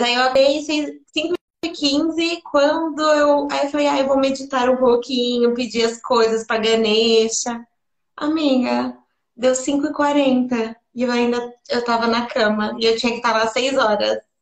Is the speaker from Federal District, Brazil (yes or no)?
no; São Paulo, Brazil; also born or lived in Atibaia; vim daqui mesmo, vim do Chora Menino, mas depois eu fui para Atibaia